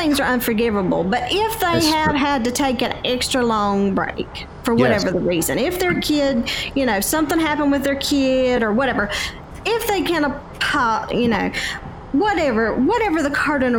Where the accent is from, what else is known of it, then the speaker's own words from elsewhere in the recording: Charlotte, North Carolina, United States; But everybody up here asked me about my accent, so I just thought I'd go ahead and tell you. I'm from Charlotte.